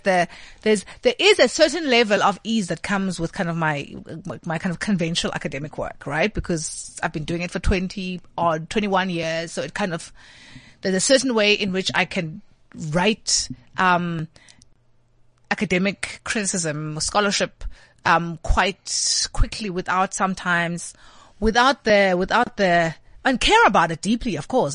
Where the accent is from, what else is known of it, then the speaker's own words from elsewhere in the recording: Alice, Eastern Cape, South Africa; moved away; my dad, um, lectured, um, organic chemistry at the University of Fort Hare.